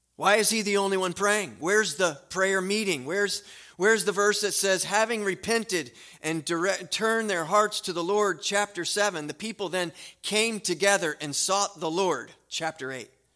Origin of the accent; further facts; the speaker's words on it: United States; I am an American